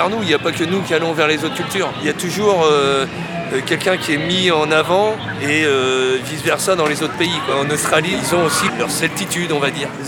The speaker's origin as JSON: {"language": "French", "town": "Lorient", "region": "Brittany", "country": "France", "tie": "born there", "said": "Moi, je suis né en 77 à Lorient."}